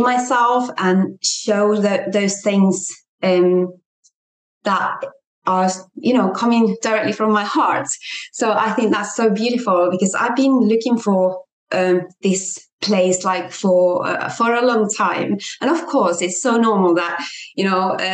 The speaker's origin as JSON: {"language": "English", "country": "Finland", "also_born_or_lived": "England", "moved": "as an adult", "said": "came back to Finland, my home country"}